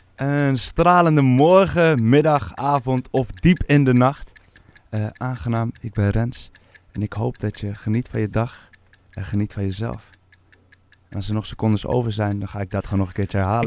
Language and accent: Dutch; Amsterdam, North Holland, Netherlands; also born or lived in North Brabant; Geboren en getogen in Amsterdam